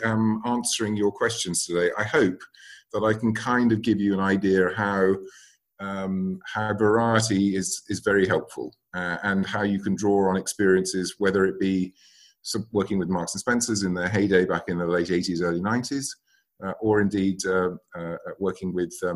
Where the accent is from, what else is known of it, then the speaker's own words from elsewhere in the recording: London, United Kingdom; also born or lived in United States; I was born in London, and I went to university in the States. So I was lucky enough to go to university in the States and came back here